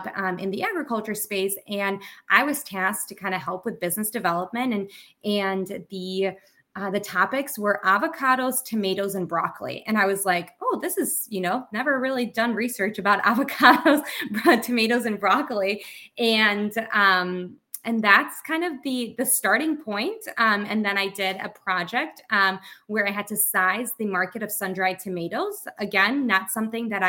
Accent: Bulgaria; I grew up in Bulgaria.

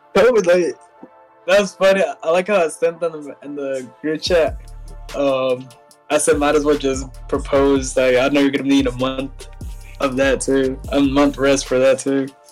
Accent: Tupelo, Mississippi, United States; I was born here in Tupelo, Mississippi

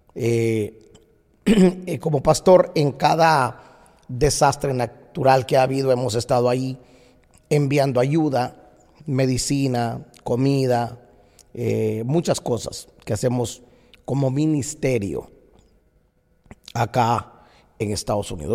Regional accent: Guatemala; moved away as an adult; now in United States; el país que me vio nacer, que me dio tanto, me dio tanto. Por 22 años viví en Guatemala

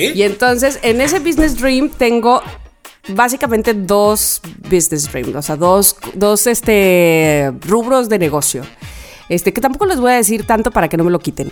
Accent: Veracruz, Mexico; also born or lived in Xalapa; hasta la calle Hernán Cortés 262, departamento 6, entre Hidalgo y Bravo, y que fue la casa donde yo, el departamento donde yo nací

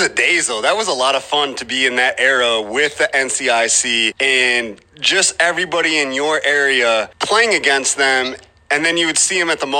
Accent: Mendota, Illinois, United States; I am from Mendota. I graduated in 2004.

